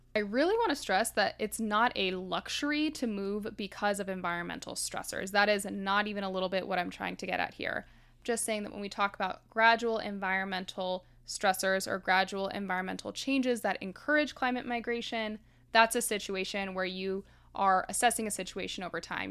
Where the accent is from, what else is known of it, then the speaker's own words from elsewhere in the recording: Miami, Florida, United States; I grew up in Miami